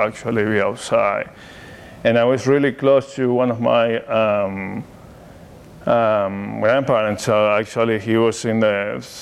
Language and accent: English; Mendoza, Argentina; accent: Argentinian; English is a second language; moved away as an adult; now in Oregon, United States; I grew up born and raised in Mendoza, Argentina